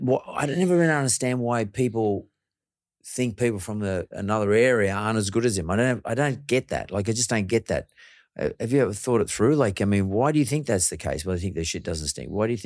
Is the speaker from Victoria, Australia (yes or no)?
no; Penrith, New South Wales, Australia; I come from Penrith.